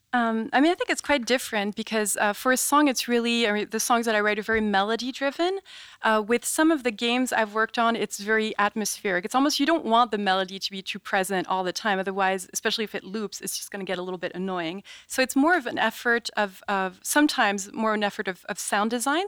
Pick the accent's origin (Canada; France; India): France; also born or lived in New York; now in United States; growing up in France